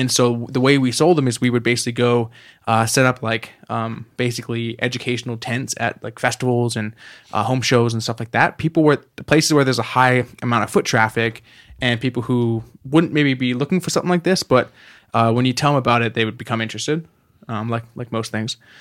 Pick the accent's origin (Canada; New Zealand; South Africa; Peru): Canada; moved away; I'm from Canada originally.